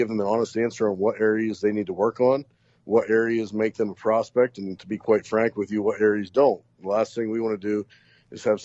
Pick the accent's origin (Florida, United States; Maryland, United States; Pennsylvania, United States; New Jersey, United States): Pennsylvania, United States; Knox; moved away; my hometown of Knox and also Northwestern Pennsylvania